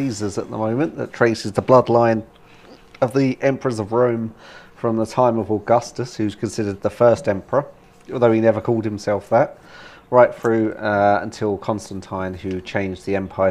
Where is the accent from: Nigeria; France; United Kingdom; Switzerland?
United Kingdom; Being a Brit